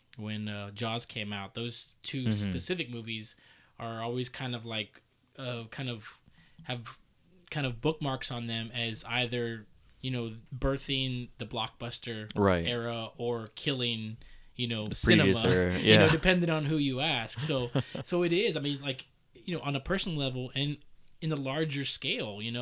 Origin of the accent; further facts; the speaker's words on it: San Antonio, Texas, United States; the day I was born here in San Antonio.